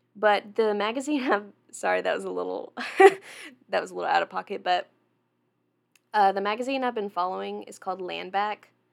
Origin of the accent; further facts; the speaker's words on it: Jonesboro, United States; moved away; I'm from Jonesboro, which is like two hours away